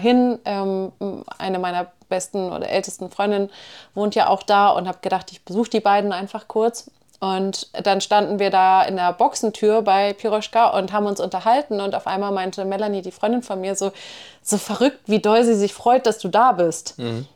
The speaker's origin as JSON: {"language": "German", "region": "Hamburg", "country": "Germany", "moved": "yes", "said": "ich komme ja nun aus Hamburg"}